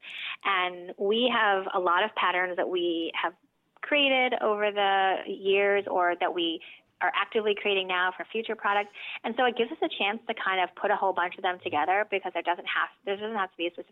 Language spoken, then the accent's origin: English; Philadelphia, Pennsylvania, United States; moved away as an adult; also born or lived in New York; now in Los Angeles, United States; I'm from Philly